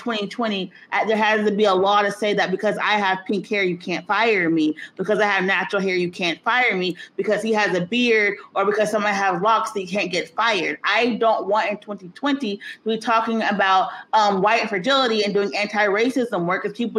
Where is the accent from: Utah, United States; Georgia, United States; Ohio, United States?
Georgia, United States; my home state of Georgia.